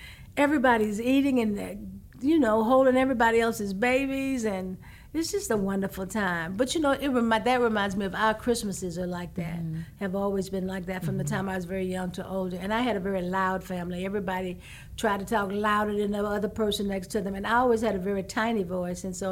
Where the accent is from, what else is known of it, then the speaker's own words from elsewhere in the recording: Houston, Texas, United States; I'm from Houston